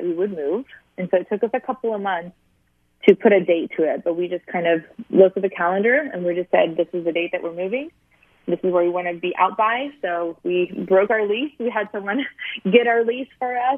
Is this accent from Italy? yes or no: yes; Sicily, Italy; also born or lived in Springfield, Missouri; now in California, United States; I was raised in Sicily, so I was raised near a beach.